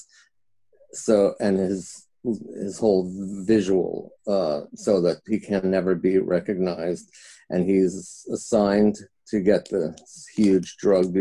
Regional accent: New York, United States; now in Los Angeles, United States; I'm from New York, but I came out to LA in 1978

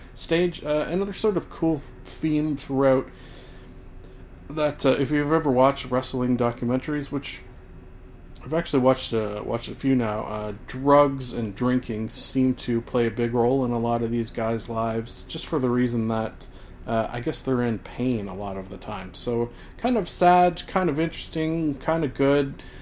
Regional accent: Canada; also born or lived in Scotland (ancestry); as a Canadian like myself

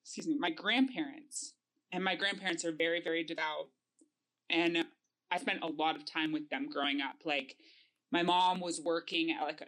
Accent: Denver, Colorado, United States; I grew up in Denver

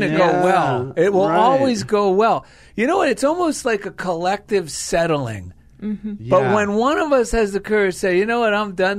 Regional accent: New Jersey, United States; because we grew up in New Jersey, as a teenager, I regularly heard a radio jingle for a men's clothing store in New York City.

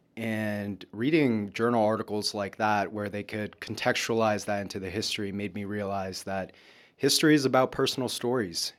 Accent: Lawrence, Massachusetts, United States; moved away; Lawrence, my hometown, is very much an immigrant city

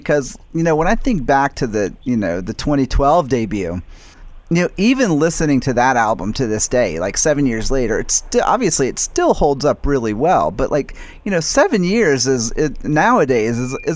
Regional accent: United States; I'm American

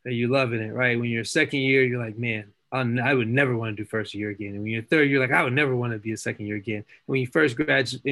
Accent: Chattanooga, Tennessee, United States; moved away as an adult; now in North Carolina, United States; I'm born and raised in Chattanooga, Tennessee, graduated high school in Chattanooga, Tennessee

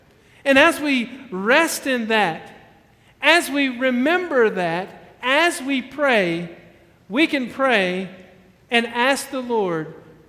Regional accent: Alabama, United States; You know, I came from Alabama. I know that as being like the tornado shelter.

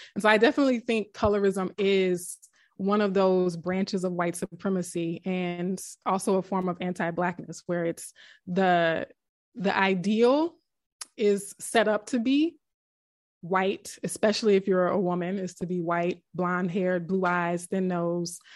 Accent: South Louisiana, United States; we grew up in South Louisiana

